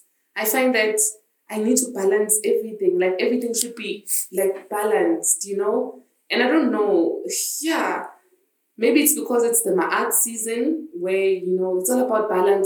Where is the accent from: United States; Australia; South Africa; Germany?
South Africa; Johannesburg, Gauteng; moved away as an adult; now in Northern Cape, South Africa; I grew up in Joburg, in Soweto